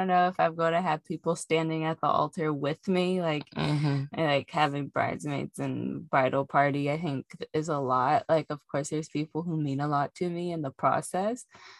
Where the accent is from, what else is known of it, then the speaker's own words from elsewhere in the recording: Indiana, United States; accent: country; moved away; every time I move back to Indiana, I feel like my country accent starts to come back.